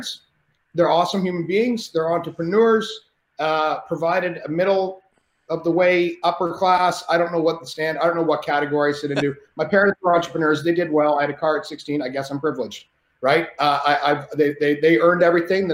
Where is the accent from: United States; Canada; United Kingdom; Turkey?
Canada; I'm Canadian